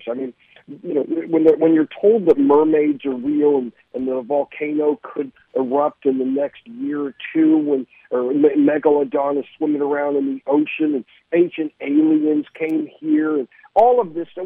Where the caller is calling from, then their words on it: Studio City, California, United States; I am not calling you from Emeryville. I'm calling you from Studio City.